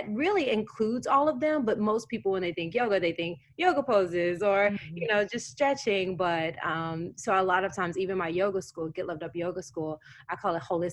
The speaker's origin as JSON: {"language": "English", "region": "Tennessee", "country": "United States", "tie": "born or raised there", "said": "I grew up in Tennessee."}